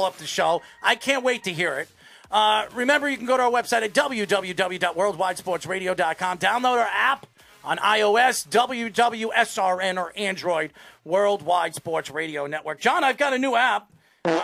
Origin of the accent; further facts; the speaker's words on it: New York, United States; I'm from New York